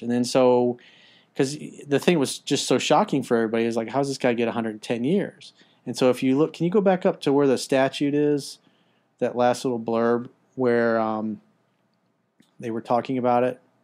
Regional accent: United States; as an American

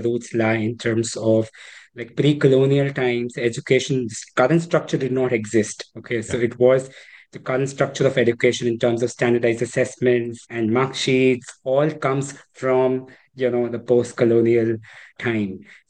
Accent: Mumbai, Maharashtra, India; English is a second language; I'm from Mumbai.

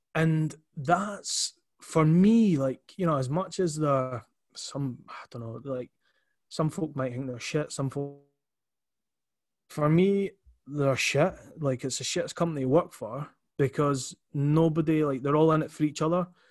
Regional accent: Edinburgh, Scotland, United Kingdom; so I'm from Leith. Um, always, you know, will be from Leith

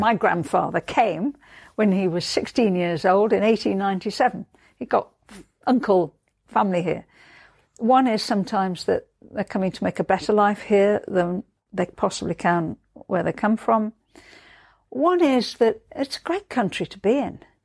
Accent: Liverpool, North West England, United Kingdom; moved away; born and brought up in Liverpool

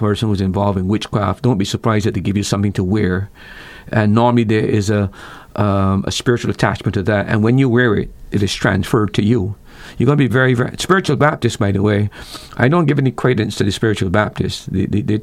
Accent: Barbados; I'm a Christian first before I'm a Barbadian, even though I was born in Barbados

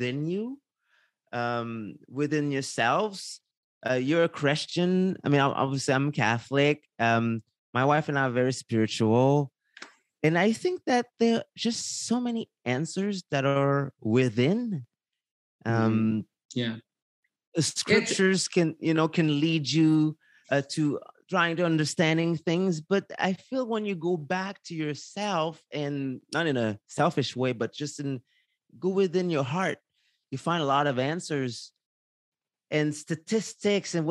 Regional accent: Haiti; now in Quebec, Canada; I'm from Haiti. I was born in Haiti

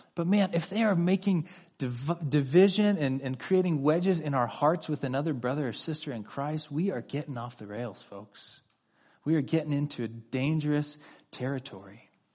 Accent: California, United States; my wife and I are both native Californians.

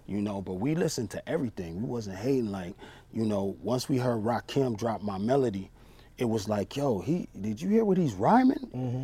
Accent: Long Beach, California, United States; I grew up in Long Beach, California.

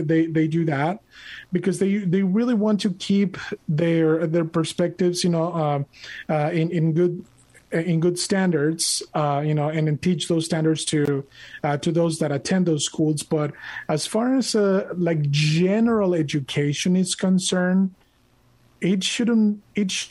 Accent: Monterrey, Nuevo León, Mexico; moved away; I was born and raised in Monterrey, Mexico.

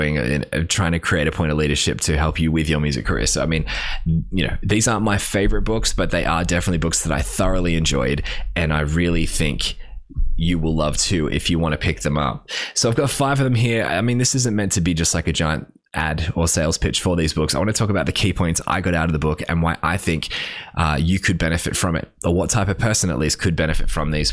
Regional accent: Australia; we grew up in Australia

